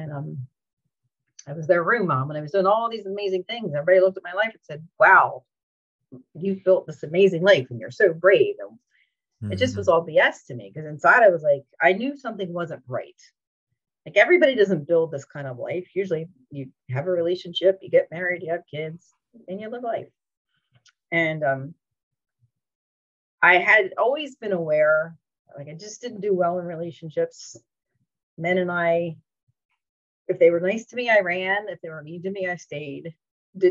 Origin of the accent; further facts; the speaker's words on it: New Jersey, United States; moved away as an adult; now in Orlando, United States; I'm originally from New Jersey, relocated in 2008